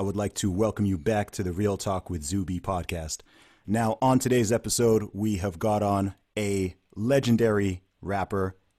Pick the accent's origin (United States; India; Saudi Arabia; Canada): Saudi Arabia; now in United Kingdom; I'm from here, but I grew up in Saudi Arabia, and I went to an American school.